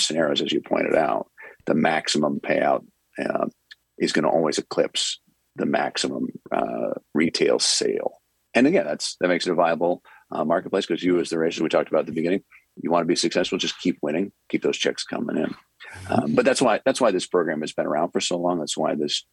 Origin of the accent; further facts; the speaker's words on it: Western Massachusetts, United States; I was from Western Massachusetts